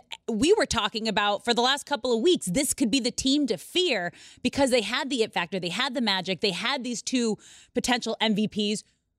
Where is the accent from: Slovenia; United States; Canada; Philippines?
United States; West Coast; Yeah, I grew up on the West Coast.